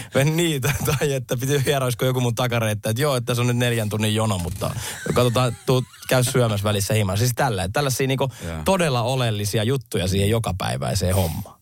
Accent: Lahti, Päijät-Häme, Finland; mä oon lahtelainen, mulla on skidejä

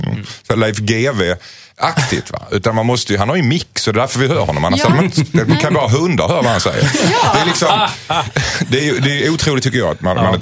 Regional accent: Skåne, Sweden; som skåning så är jag ganska utsatt för det kan jag säga.

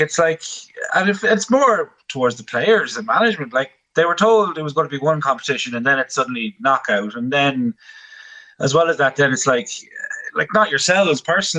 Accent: Connacht, Ireland; Like, I come from Mayo and a hurling background

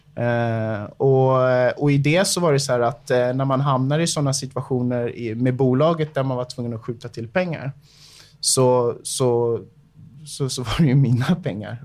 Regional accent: Segeltorp, Stockholm County, Sweden; also born or lived in Bahamas; uppvuxen i Segeltorp, ett, eh, litet område, eh, strax utanför, eh, inre delen av Stockholm, det är en förort till, till Stockholm.

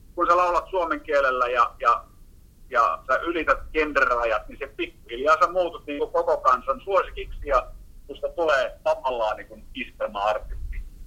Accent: Heinola, Päijät-Häme, Finland; moved away; also born or lived in Helsinki / Kuusankoski; entisessä kotikaupungissa niin Heinolasta

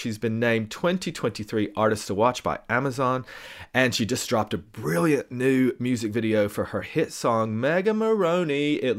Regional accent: East Tennessee, United States; I'm actually from Tennessee. So I grew up in East Tennessee.

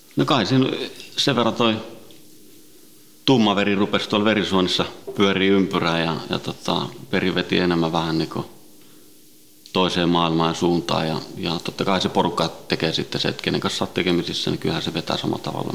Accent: Helsinki, Uusimaa, Finland; also born or lived in Sweden; alun perin Ruotsista lähtöisin ja, ja tota, Ruotsin lähiössä kasvanut ja syntynyt ja, ja tota, viisivuotiaana noin tultiin Suomeen, Itä-Helsinkiin

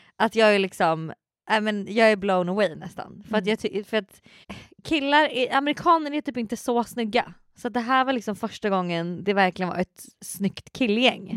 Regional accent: Sweden; jag är från Sverige

